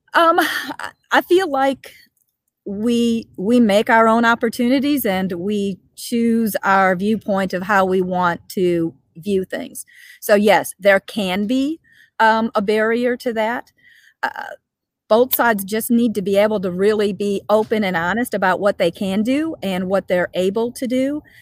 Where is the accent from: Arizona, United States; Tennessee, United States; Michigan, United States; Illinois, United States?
Illinois, United States; Chicago; moved away as an adult; now in St. Louis, United States; I'm a Chicago native. I've lived in the St. Louis area for 30 plus years, but you know, like most Chicagoans, I'm still a Chicagoan.